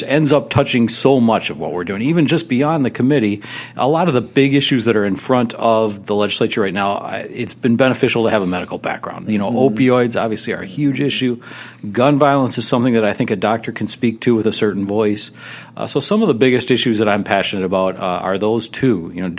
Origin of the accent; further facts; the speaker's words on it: St. Paul, Minnesota, United States; I grew up in St. Paul, right in Highland Park.